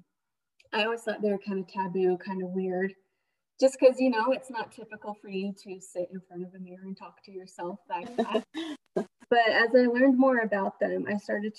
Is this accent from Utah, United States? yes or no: yes; Utah, United States; I am from Utah. I have lived most of my life in Utah.